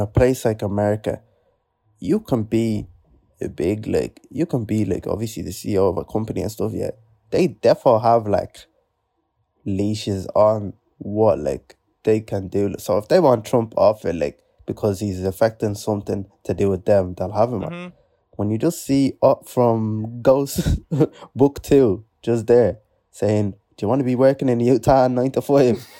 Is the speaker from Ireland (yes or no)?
yes; Ireland; accent: Irish; I'm from this place in Africa, but I grew up in Ireland, hence the Irish accent